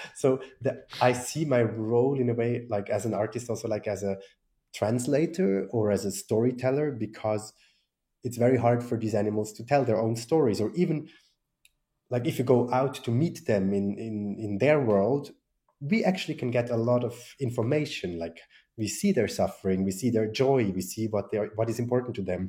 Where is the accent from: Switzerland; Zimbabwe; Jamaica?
Switzerland; I was from Switzerland